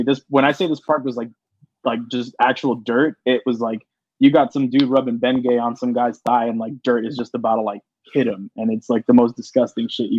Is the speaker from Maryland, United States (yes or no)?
no; Los Angeles, California, United States; I'm from North Hollywood before I even mention Los Angeles